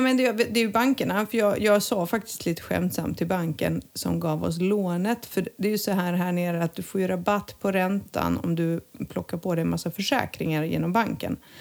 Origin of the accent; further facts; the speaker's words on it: Montenegro; moved away; när jag var liten i Montenegro